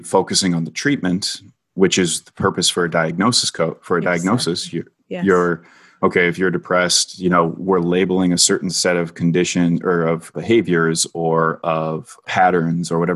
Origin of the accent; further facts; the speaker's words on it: Minnesota, United States; my home state of Minnesota